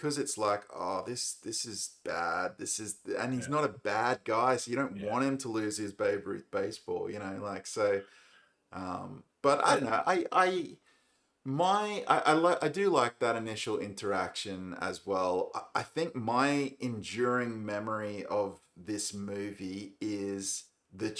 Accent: Australia; as an Australian

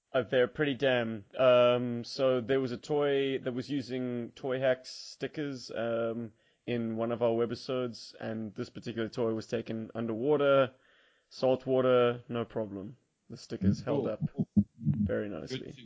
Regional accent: South Africa; as South African collectors

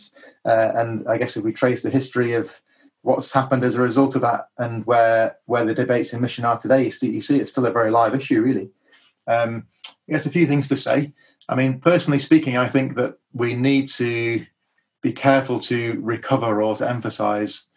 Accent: Darlington, North East England, United Kingdom; moved away as an adult; also born or lived in Nottingham; I was born in Darlington, northeast England, raised in a Christian home

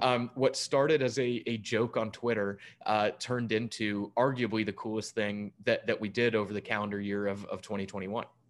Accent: Durham, North Carolina, United States; moved away as an adult; now in Danville, United States; myself being from Durham

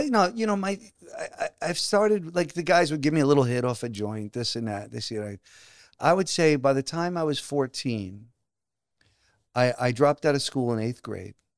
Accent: New Jersey, United States; also born or lived in Brooklyn, New York; I grew up, I was born in Brooklyn, then moved to Jersey when I was six

